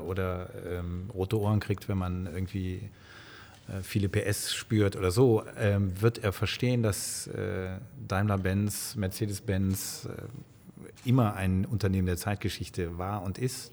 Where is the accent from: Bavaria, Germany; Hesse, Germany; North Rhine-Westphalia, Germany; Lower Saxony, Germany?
North Rhine-Westphalia, Germany; Bonn; Ich bin äh, wie Sie in Bonn geboren